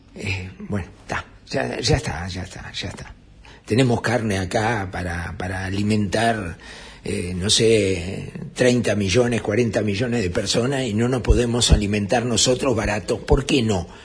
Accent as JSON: {"language": "Spanish", "country": "Uruguay", "said": "somos los uruguayos"}